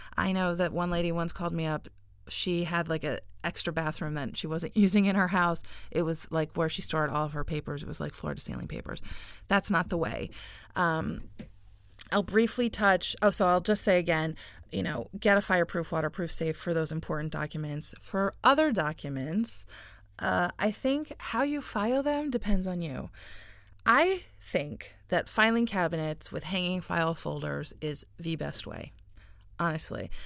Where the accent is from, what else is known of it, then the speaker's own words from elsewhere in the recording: United States; now in Israel; I live here and I don't I don't live in the US anymore. And I was born in America.